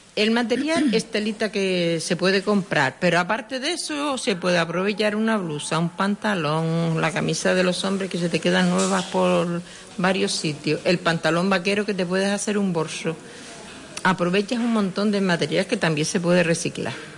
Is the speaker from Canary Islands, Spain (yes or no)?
yes; Sardina del Sur, Canary Islands, Spain; Nací en Sardina, en calle Las Angustias, número uno.